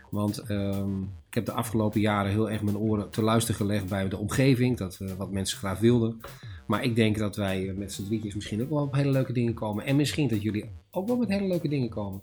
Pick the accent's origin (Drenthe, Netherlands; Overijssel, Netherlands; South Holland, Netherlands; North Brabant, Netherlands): Drenthe, Netherlands; moved away as an adult; now in Zwolle, Netherlands; waar ik vandaan kom, in, in Drenthe, staan natuurlijk heel veel eh, hunebedden